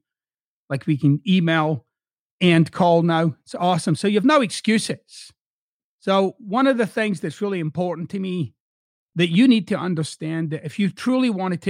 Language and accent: English; Scotland, United Kingdom; now in United States; So I'm originally from Scotland, but I've lived in the United States for over two decades now. So I've got these two accents